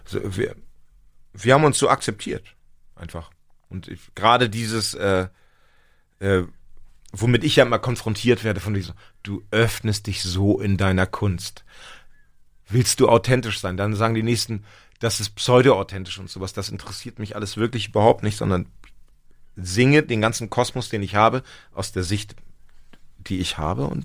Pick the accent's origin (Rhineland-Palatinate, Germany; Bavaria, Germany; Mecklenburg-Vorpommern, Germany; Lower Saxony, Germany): Lower Saxony, Germany; Ich komme aus Nord Nordniedersachsen.